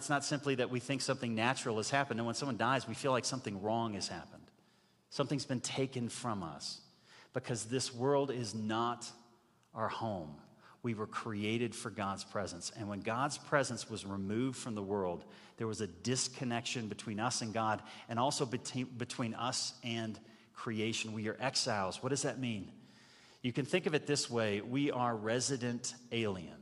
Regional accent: United States; as an American

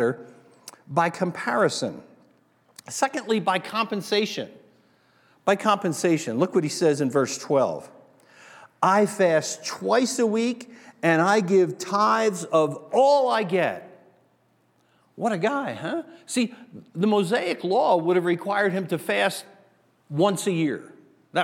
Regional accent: New Jersey, United States; moved away; also born or lived in Asbury Park; If you grew up where I grew up, back on the East Coast in New Jersey

